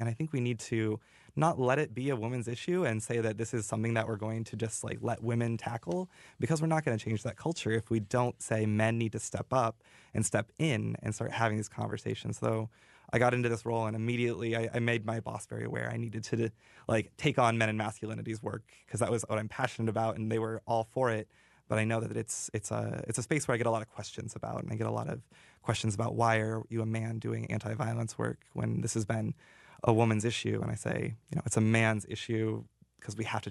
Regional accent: Montana, United States; now in Iowa, United States; I grew up in Montana, so big cowboy

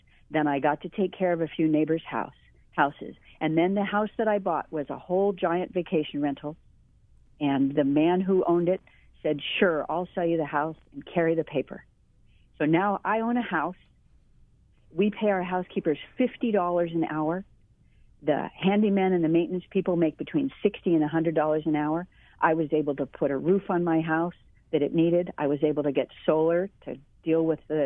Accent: Mililani, Hawaii, United States; also born or lived in Waimanalo; I grew up in Mililani Town

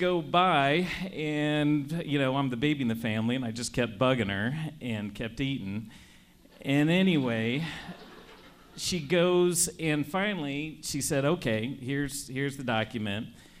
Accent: Mississippi, United States; accent: thick Mississippi; now in Spokane, United States; with my thick Mississippi accent

